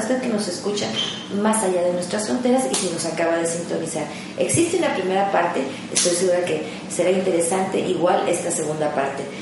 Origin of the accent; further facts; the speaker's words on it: Mexico; somos muchos mexicanos